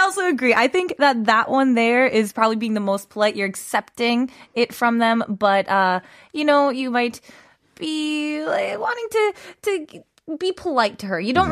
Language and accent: English; United States; moved away as an adult; also born or lived in Russia; now in Korea; I am American